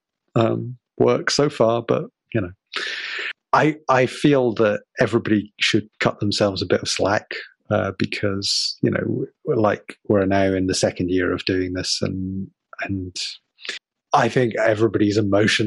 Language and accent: English; Glasgow, Scotland, United Kingdom; I'm in Glasgow in Scotland, where I was born.